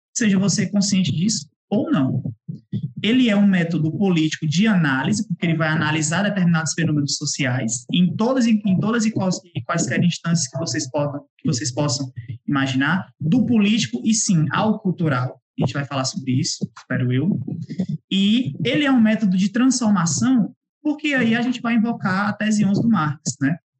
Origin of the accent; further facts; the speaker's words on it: Ceará, Brazil; vocês devem estar percebendo pelo sotaque, eu não sou do eixo, sou sudeste, né? Sou cearense